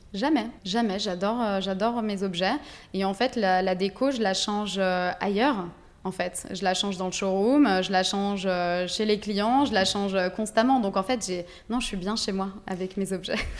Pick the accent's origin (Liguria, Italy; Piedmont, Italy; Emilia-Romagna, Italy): Liguria, Italy; Ligurian coast, Italy; moved away; also born or lived in Dijon, France; j'ai grandi en Italie, euh, sur la côte euh, Ligure